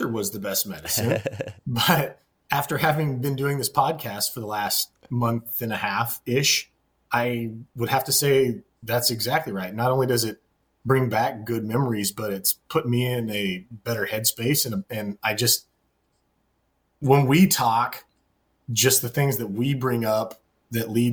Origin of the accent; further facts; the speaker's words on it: Kansas, United States; our times growing up in Kansas